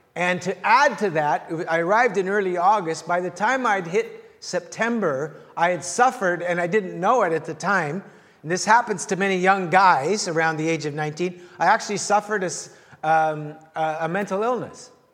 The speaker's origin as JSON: {"language": "English", "region": "the Prairies", "country": "Canada", "tie": "born or raised there", "also_born_or_lived": "Los Angeles, United States", "moved": "as an adult", "said": "small town Canada"}